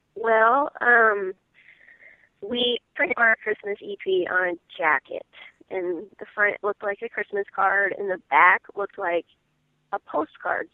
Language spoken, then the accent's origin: English; Iowa, United States; moved away; I'm from Iowa originally